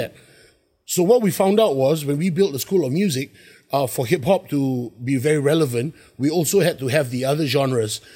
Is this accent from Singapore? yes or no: yes; Singapore; also born or lived in New York; I'm from Singapore